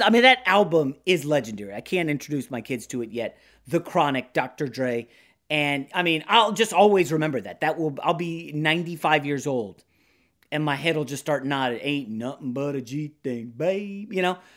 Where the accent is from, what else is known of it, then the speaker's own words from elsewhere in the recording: Virginia, United States; now in Los Angeles, United States; a young guy growing up in Virginia